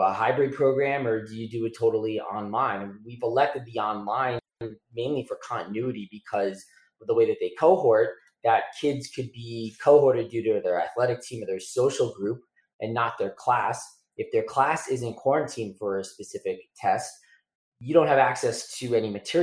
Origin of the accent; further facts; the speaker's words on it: South Florida, United States; a kid growing up in South Florida with hurricanes